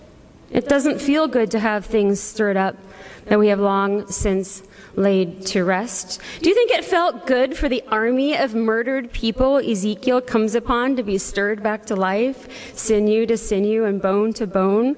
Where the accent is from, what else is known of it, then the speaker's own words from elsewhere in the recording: Iowa, United States; I'm also an Iowan and an American.